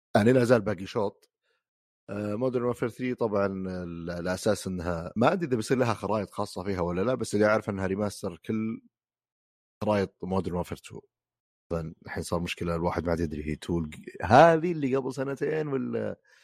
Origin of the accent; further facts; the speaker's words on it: Riyadh, Riyadh Province, Saudi Arabia; اللي عندنا بالسعوديه بالرياض تحديدا